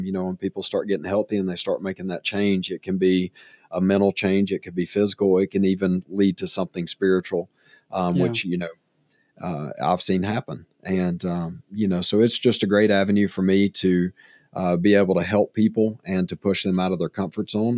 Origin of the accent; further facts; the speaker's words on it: Decatur, Alabama, United States; now in Tuscaloosa, United States; born and raised in the Decatur-Coleman area